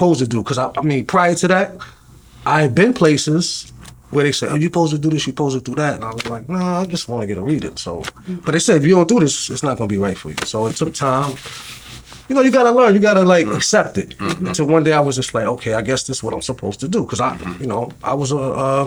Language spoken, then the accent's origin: English; New York, United States; moved away as an adult; also born or lived in North Carolina; now in Georgia, United States; I'm from New York. My family's from North Carolina